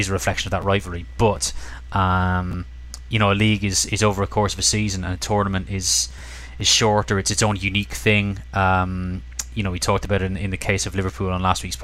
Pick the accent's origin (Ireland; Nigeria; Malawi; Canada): Ireland; growing up in Ireland